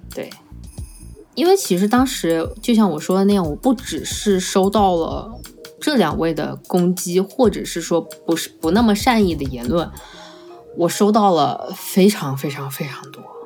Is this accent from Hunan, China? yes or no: yes; Changsha, Hunan, China; 用我们长沙话来说